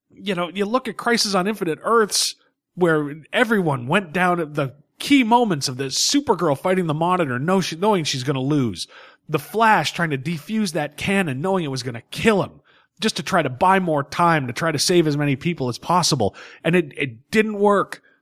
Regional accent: New England, United States; We were born and bred in New England.

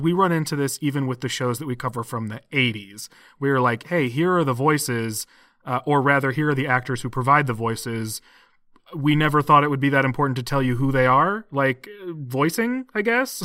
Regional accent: United States

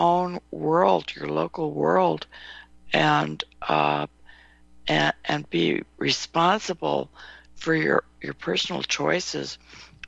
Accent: California, United States; also born or lived in Nevada; I was born in Nevada, grew up in California

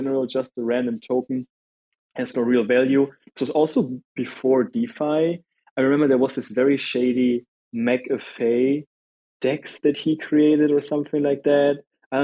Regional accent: Germany; I'm from Germany

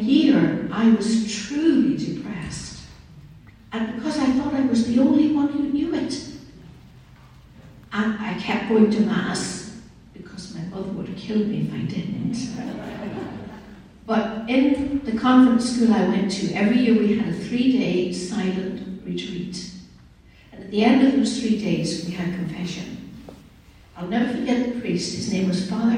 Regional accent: Derry, Northern Ireland, United Kingdom; I was raised in Northern Ireland

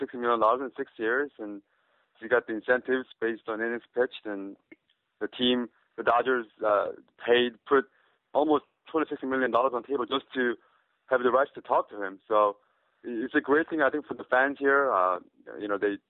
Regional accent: South Korea; also born or lived in Toronto, Canada; I've spent most of my life here in Korea

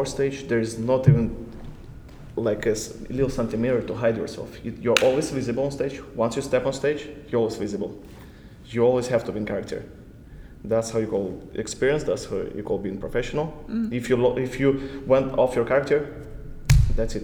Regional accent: Kazakhstan; I'm from Kazakhstan

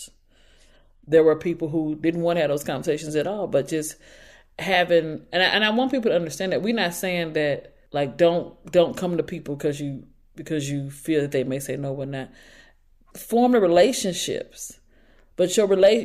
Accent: St. Louis, Missouri, United States; I'm from St. Louis

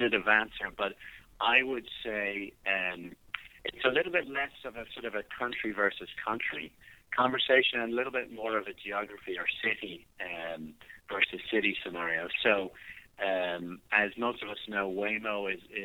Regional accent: Ireland; moved away as an adult; now in United States; I don't know if you can still hear the accent, but I'm from Ireland originally

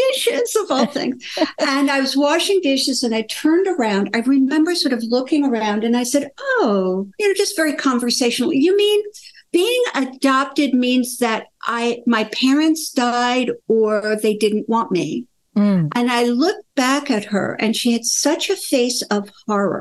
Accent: United States; also born or lived in Sweden; My mother brought me to America. I was born in Sweden. I lived there for 3.5 years

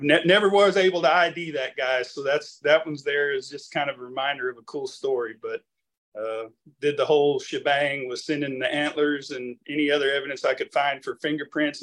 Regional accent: Weslaco, Texas, United States; moved away as an adult; also born or lived in College Station, Texas / Alice, Texas; now in Austin, United States; I was born down in the Rio Grande Valley in West Laco, Texas, grew up there

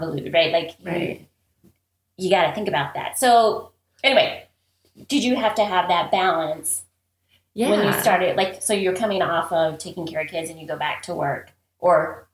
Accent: Midwest, United States; we're from the Midwest

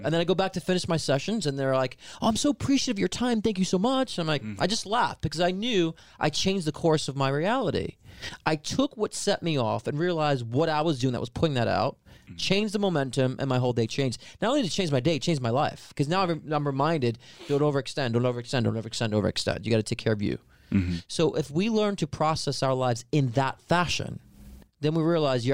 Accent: New York, United States; I'm a New Yorker. You can't take the New Yorker out of the New Yorker

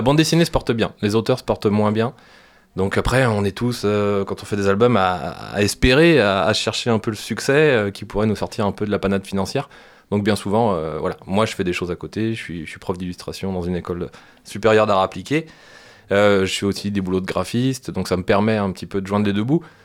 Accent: France; chez nous en France

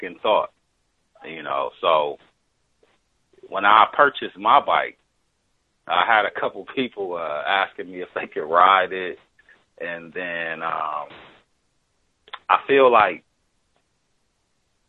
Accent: Wisconsin, United States; now in California, United States; I'm from Wisconsin

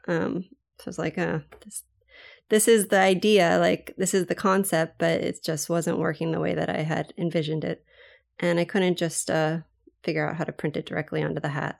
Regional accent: Maui, Hawaii, United States; I'm from Maui, Hawaii

